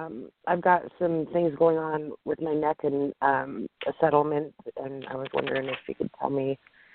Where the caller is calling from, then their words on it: Washington, United States; Hi, I'm calling from Washington State.